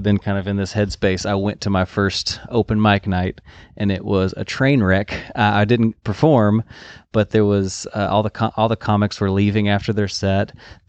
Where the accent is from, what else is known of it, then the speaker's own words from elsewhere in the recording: Houston, Texas, United States; moved away as an adult; now in Nashville, United States; I grew up in Houston, recent transplant to Nashville.